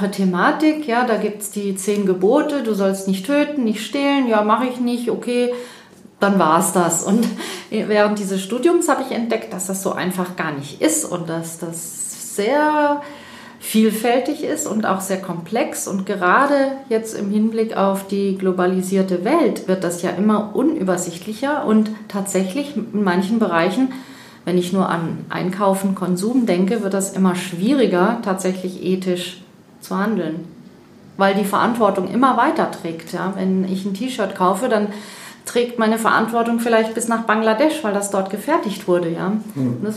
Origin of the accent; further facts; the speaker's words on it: Freiburg, Baden-Württemberg, Germany; Ähm, ja, ich bin eben aus Freiburg, deshalb die räumliche Trennung und hier sind wir jetzt eben, wie gesagt, in Überlingen zusammengetroffen.